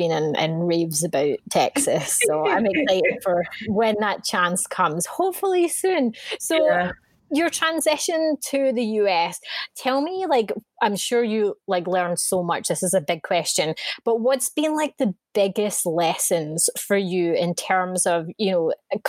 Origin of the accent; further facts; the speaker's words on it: Scotland, United Kingdom; I grew up in Scotland and a smallish town